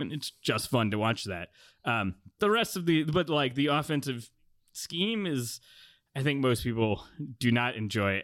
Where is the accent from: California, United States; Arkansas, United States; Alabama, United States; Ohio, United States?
California, United States; South Bay; I grew up in the South Bay and went to Stanford games in the nineties as a kid